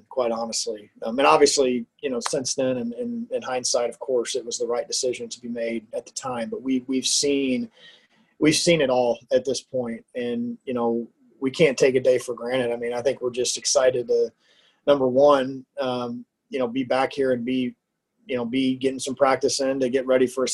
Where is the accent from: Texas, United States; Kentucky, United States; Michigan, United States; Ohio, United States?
Texas, United States; Houston; moved away as an adult; now in Lincoln, United States; I'm a Texan. I grew up in the Houston area